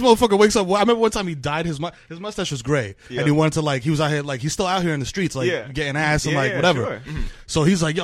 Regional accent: New York City, New York, United States; I'm from the Bronx. We, like, the only time I've ever left the Bronx is to go to the Dominican Republic.

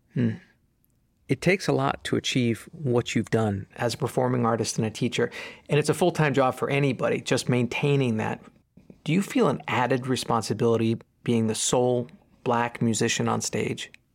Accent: New York, United States; I'm from New York

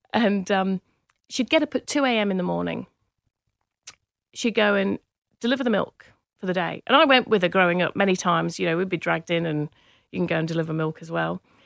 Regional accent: Manchester, North West England, United Kingdom; accent: English; moved away; also born or lived in Cheshire; I grew up in Manchester, in the U K

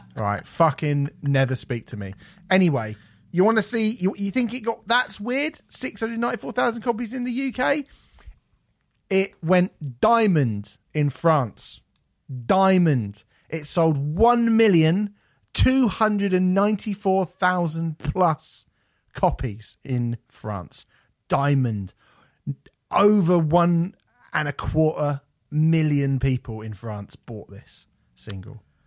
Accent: United Kingdom; I feel bad for being British

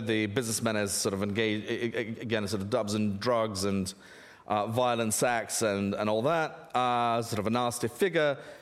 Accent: Russia; moved away; I grew up in Russia

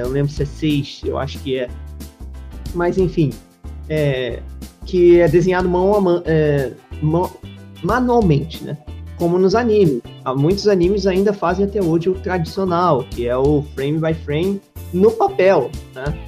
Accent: Rio de Janeiro, Brazil; eu sou carioca e brasileiro

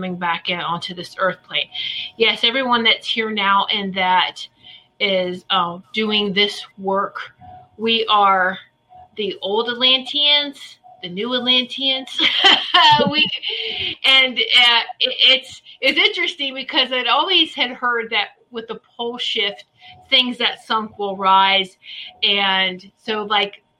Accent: Virginia Beach, Virginia, United States; I grew up in the Virginia Beach area

